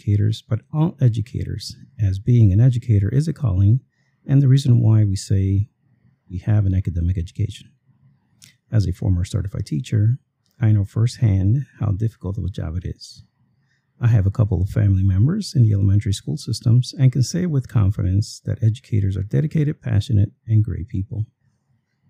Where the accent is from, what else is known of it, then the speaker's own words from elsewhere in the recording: Guatemala City, Guatemala Department, Guatemala; now in Chicago, United States; I was raised in Guatemala City in Central America